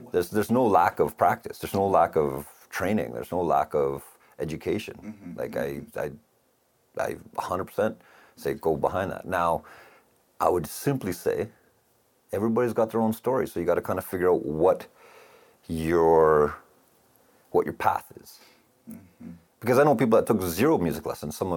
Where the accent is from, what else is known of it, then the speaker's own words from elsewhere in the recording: Calgary, Alberta, Canada; It always felt like little big town growing up.